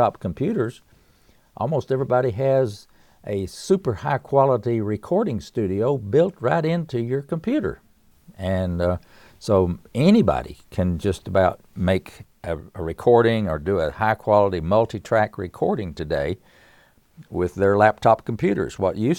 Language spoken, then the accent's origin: English; Erwin, Tennessee, United States; now in Winston-Salem, United States; I live in Winston-Salem, North Carolina. I was born and raised in East Tennessee, a little mountain town in Upper East Tennessee called Irwin, and born in the hills of Tennessee to a family that loved music.